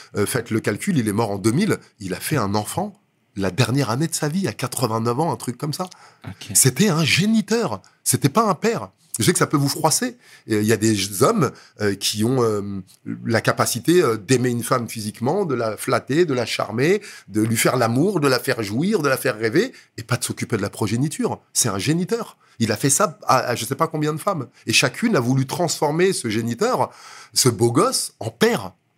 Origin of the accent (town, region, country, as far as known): Villejuif, Île-de-France, France; born or raised there; also born or lived in Dakar, Senegal